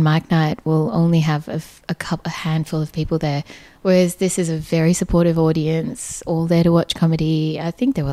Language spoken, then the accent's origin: English; Perth, Western Australia, Australia; moved away as an adult; also born or lived in Sri Lanka; now in Melbourne, Australia; I was born in Sri Lanka. I grew up in Perth and moved to Melbourne after working overseas